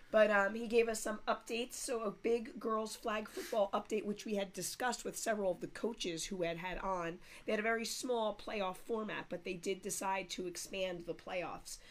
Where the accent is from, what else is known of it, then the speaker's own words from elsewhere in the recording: North Caldwell, New Jersey, United States; I grew up in North Caldwell